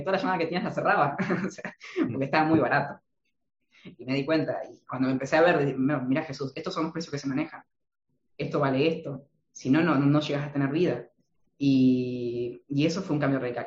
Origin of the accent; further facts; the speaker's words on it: Argentina; yo vengo de Argentina